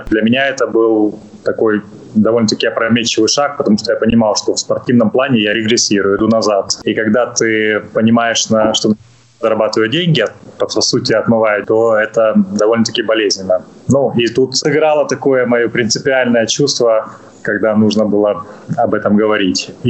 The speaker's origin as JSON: {"language": "Russian", "country": "Netherlands", "tie": "born or raised there", "also_born_or_lived": "Ukraine", "said": "Хоть я понимаю, родился в Украине, родился в Советском Союзе, но вот сознательную часть сознательной жизни я провел в Нидерландах"}